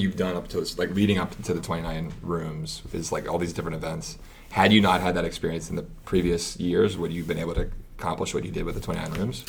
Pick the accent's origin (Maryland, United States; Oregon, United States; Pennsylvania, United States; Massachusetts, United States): Pennsylvania, United States; Pittsburgh; moved away; I'm from Pittsburgh originally